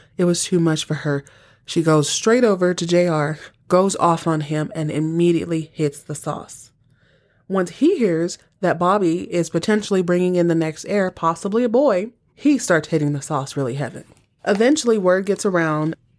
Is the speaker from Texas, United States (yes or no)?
yes; Texas, United States; I was born and raised in Texas